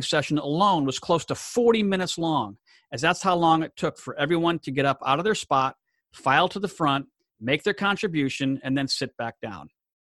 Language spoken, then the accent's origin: English; Gemena, Sud-Ubangi, DR Congo; moved away; my hometown in Gemena, Democratic Republic of Congo